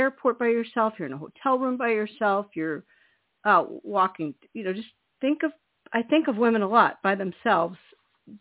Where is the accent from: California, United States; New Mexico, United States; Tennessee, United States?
California, United States; now in Maine, United States; I'm from bigger places than Maine. I'm from California